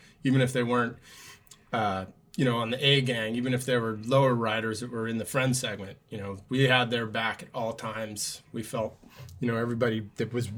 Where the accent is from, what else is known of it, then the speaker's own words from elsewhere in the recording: California, United States; now in Alaska, United States; We grew up in California, and we moved here in the mid 90s